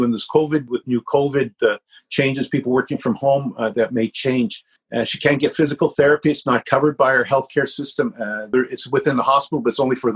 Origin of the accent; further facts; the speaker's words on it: Canada; I was born in Canada. My father's born in Canada.